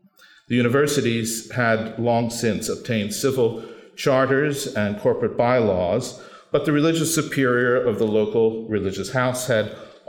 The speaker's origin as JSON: {"language": "English", "town": "Philadelphia", "region": "Pennsylvania", "country": "United States", "tie": "born or raised there", "moved": "yes", "lives_now": "Boston, United States", "said": "I finally made it to a Catholic school at grade 7 and spent my adolescent years, which were coterminous with Vatican II, under the influence of the Jesuits at St. Joseph's Preparatory School in my hometown."}